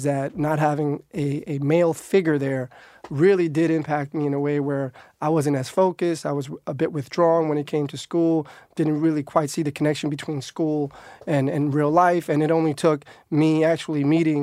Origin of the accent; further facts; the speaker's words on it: New York City, New York, United States; I grew up in Harlem, which is like 5 blocks from the Heights.